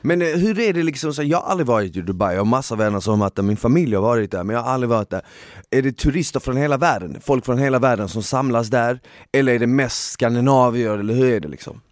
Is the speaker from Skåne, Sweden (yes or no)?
yes; Malmö, Skåne, Sweden; moved away as an adult; now in Stockholm, Sweden; jag är ifrån Malmö